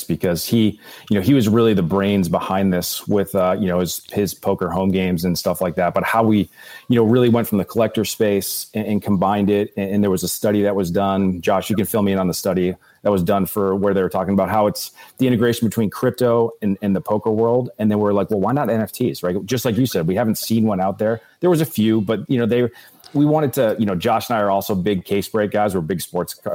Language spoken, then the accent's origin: English; Massachusetts, United States; moved away; also born or lived in California; Born and raised in Massachusetts.